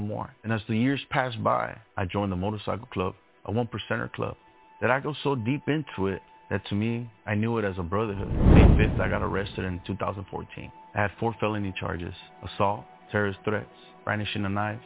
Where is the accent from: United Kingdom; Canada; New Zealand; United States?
United States; Inland Empire, California; born or raised there; also born or lived in Los Angeles, California